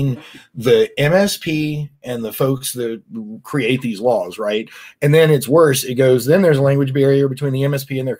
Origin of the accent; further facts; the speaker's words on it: United States; we as the American people